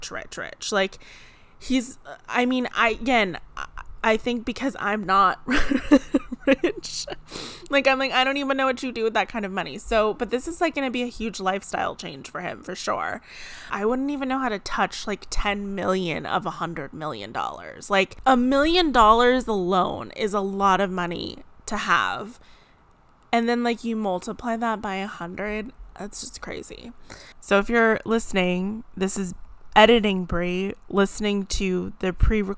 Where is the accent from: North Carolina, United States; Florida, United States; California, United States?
California, United States; San Diego; my hometown where I grew up in San Diego